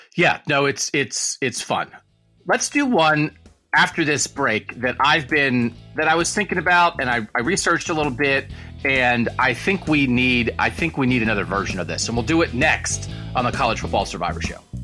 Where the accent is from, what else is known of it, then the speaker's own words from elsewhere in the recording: Pennsylvania, United States; I was growing up in Pennsylvania in the eighties